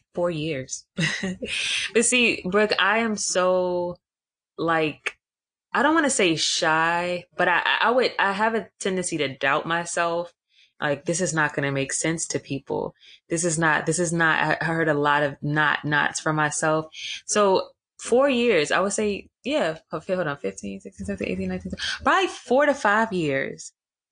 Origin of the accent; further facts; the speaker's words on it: Atlanta, Georgia, United States; So a part of my upbringing, I grew up in Atlanta.